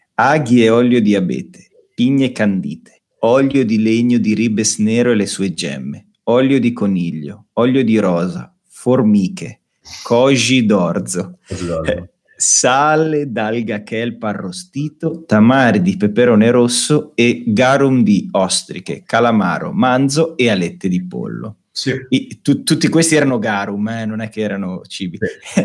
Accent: Bologna, Emilia-Romagna, Italy; da bolognesi io e Luca

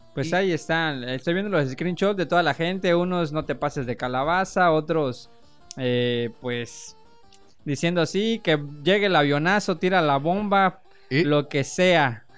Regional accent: Mexico; ser mexicano

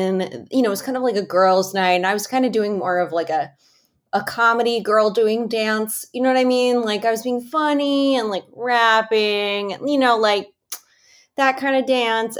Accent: Chicago, Illinois, United States; now in Los Angeles, United States; I'm from Chicago

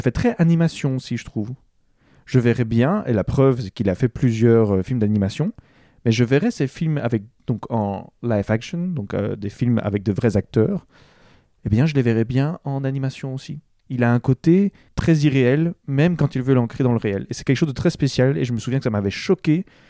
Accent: Belgium; nous sommes belges

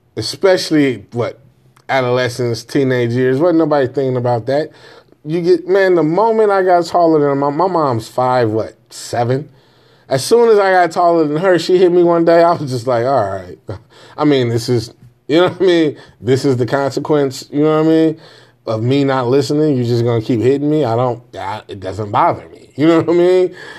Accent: Jamaica; I'm Jamaican.

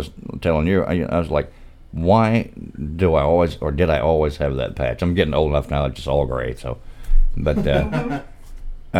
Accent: Pine Bluff, Arkansas, United States; I'm from Pine Bluff, Arkansas

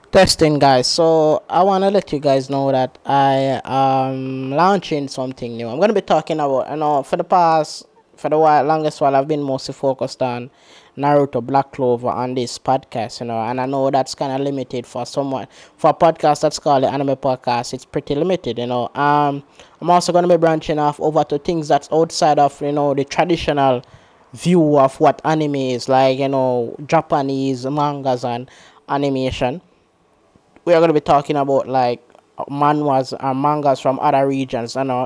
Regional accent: Jamaica; I'm from Jamaica

